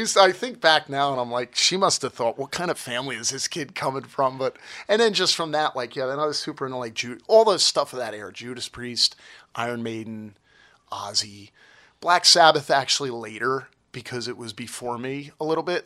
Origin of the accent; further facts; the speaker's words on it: Toms River, New Jersey, United States; I was born in Tom's River, and I grew up at the Jersey Shore